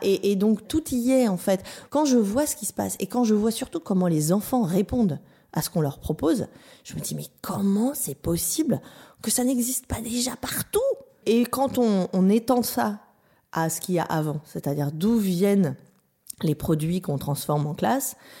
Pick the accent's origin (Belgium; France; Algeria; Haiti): France; Vence, Provence-Alpes-Côte d'Azur; moved away; also born or lived in Berkeley, United States; j'ai grandi dans, le sud de la France, à, à Vence, au-dessus de Nice.